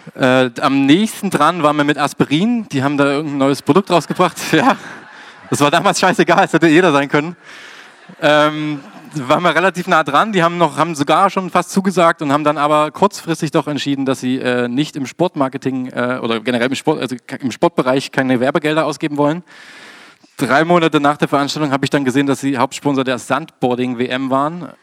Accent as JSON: {"language": "German", "town": "Dresden", "region": "Saxony", "country": "Germany", "tie": "born or raised there", "said": "in meiner Heimatstadt Dresden"}